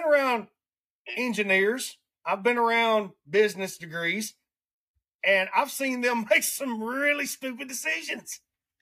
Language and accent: English; Alabama, United States; accent: redneck; I have a racist accent because I come from Alabama